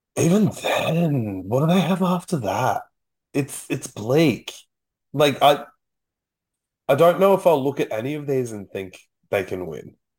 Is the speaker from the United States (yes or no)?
no; Gold Coast, Queensland, Australia; we grew up on the Gold Coast